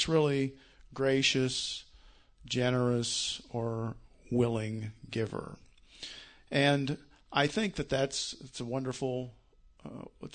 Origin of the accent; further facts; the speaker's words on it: Iowa, United States; growing up in the Yarmouth Baptist Church, rural church in Iowa